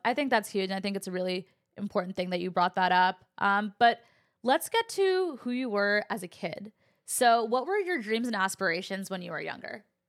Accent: California, United States; I actually had a very similar dynamic in my household too, growing up in California

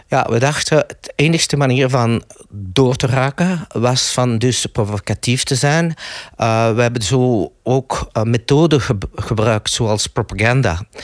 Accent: Belgium; ik ben Belg.

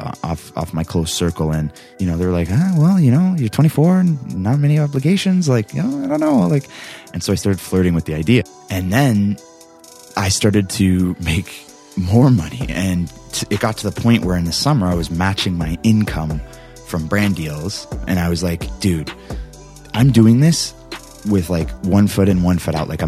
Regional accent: Canada; I'm Canadian

